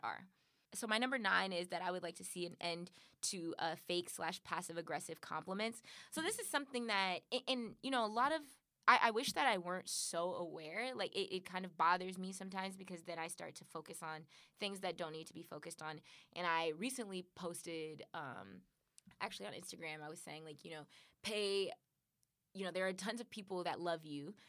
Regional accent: Compton, California, United States; I'm from Compton. Like I grew up in these communities

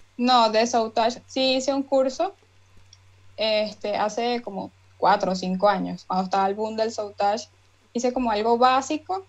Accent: Barinas, Venezuela; yo soy de Barinas, Venezuela

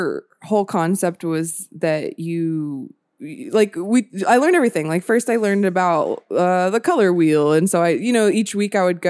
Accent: Marietta, Georgia, United States; now in Sacramento, United States; I'm from Marietta, Georgia. So it's like right outside of Atlanta.

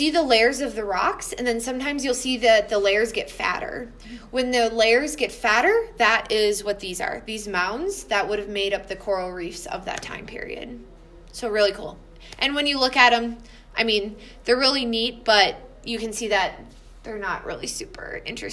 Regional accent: Wisconsin, United States; where I grew up in Wisconsin, in the limestones.

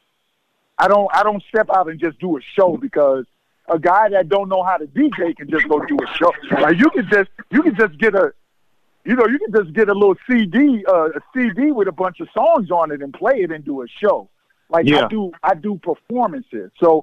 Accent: New York, United States; I'm a New Yorker

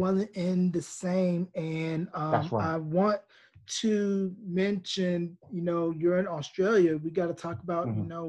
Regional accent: North Carolina, United States; moved away as an adult; now in New Mexico, United States; I'm originally from North Carolina in the U.S., and I moved out to New Mexico about 6 years ago, where my wife is from.

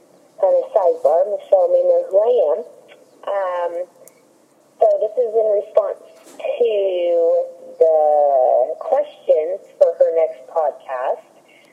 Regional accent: Oceanside, California, United States; You may recognize the last name because you obviously know my dad. I'm from Oceanside, California.

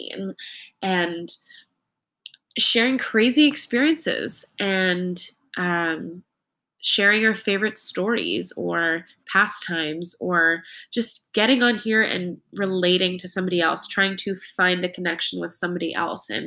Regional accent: New England, United States; now in New York City, United States; I grew up in New England in a family, an immediate family of 4.

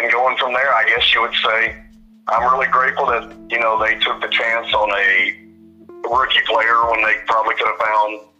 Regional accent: Houston, Texas, United States; now in Pine Bluff, United States; I'm 37 years old. Uh, I was born actually in Houston, Texas, but I live in a town in Arkansas now called Pine Bluff

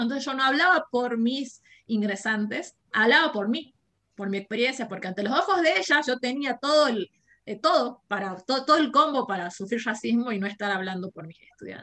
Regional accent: Jujuy, Argentina; soy de Jujuy, tengo 27 años.

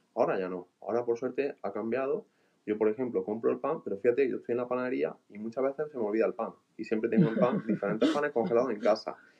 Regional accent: Andalusia, Spain; soy de Andalucía

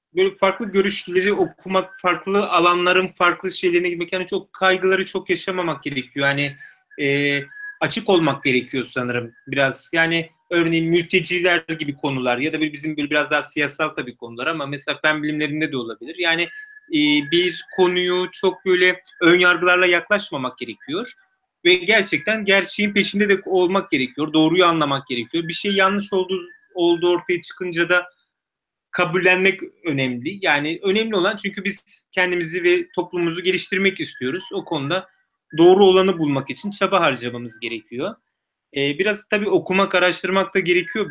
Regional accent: Turkey; moved away as an adult; now in Oxford, United Kingdom

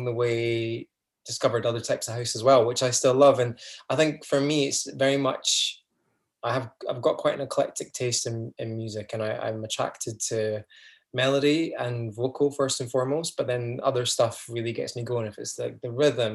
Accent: just outside Edinburgh, Scotland, United Kingdom; moved away as an adult; I grew up just outside Edinburgh and then went to uni in Edinburgh Uni

